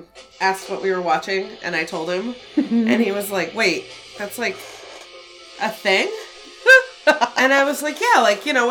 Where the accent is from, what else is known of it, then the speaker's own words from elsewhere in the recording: Florida, United States; I'm from Florida